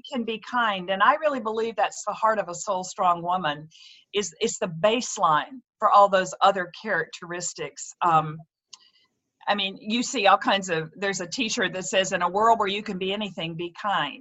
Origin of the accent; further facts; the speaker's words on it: the South, United States; moved away as an adult; now in Hartford, United States; I'm actually a Southern gal who has lived up here in the Northeast for 30 years